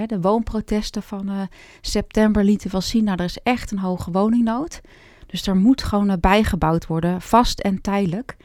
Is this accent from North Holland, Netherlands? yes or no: yes; Hoofddorp, North Holland, Netherlands; also born or lived in Amsterdam; ik ben geboren in Amsterdam, maar opgegroeid in Hoofddorp